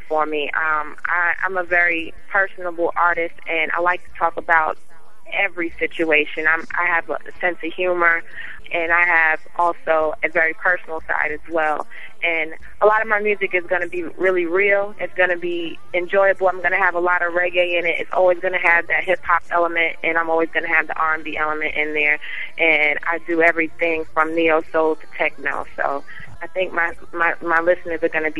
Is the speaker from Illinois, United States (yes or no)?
no; New York City, New York, United States; I'm from Staten Island, New York. That's where I'm from